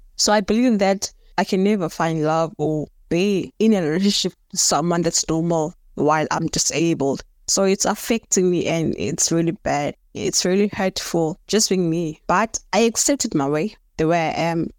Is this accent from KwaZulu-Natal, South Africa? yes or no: no; Cape Town, Western Cape, South Africa; also born or lived in Johannesburg; I was born in Johannesburg. I moved here in Cape Town around about two, six after my mother passed away